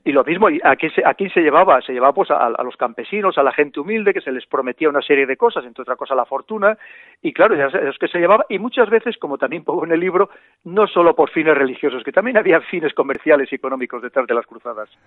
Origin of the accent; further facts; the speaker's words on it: Spain; como somos los españoles